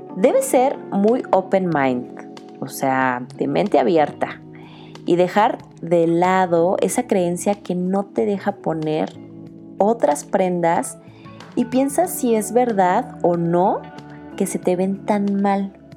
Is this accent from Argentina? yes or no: no; Mexico; eso que somos latinos y mexicanos. Nuestro país está lleno de colores